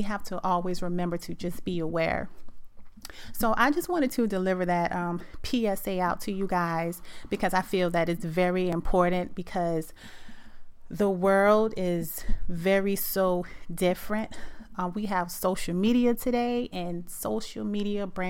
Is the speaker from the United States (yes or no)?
yes; South Carolina, United States; I'm from South Carolina